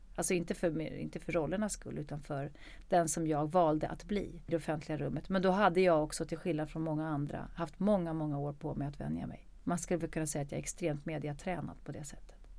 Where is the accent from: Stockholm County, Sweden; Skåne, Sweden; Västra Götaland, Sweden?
Stockholm County, Sweden; Stockholm; jag är född i Stockholm